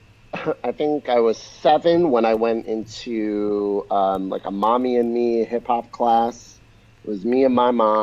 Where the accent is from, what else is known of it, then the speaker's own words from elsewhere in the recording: New York, United States; I was born in New York, born and raised in New York